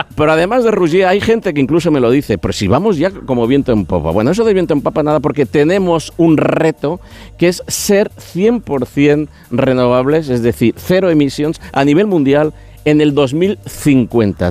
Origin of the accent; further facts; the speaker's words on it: Catalonia, Spain; los que venimos de Cataluña